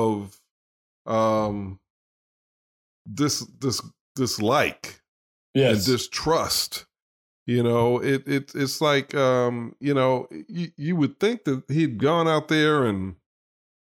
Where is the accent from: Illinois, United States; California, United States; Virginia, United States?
Illinois, United States; Chicago; I grew up in Chicago